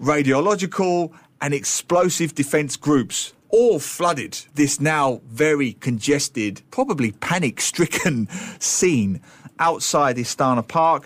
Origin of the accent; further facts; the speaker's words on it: London, United Kingdom; I grew up in East London